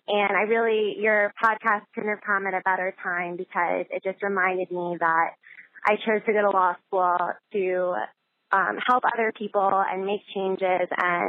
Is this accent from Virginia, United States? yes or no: yes; Richmond, Virginia, United States; I am from Richmond, Virginia, and I just wanted to call and thank you in general for your blog